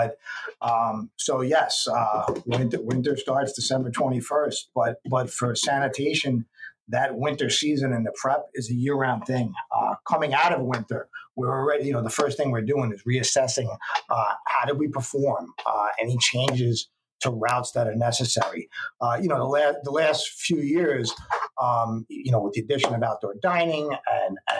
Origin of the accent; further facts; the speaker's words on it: New York City, New York, United States; I grew up in the Bronx and Riverdale.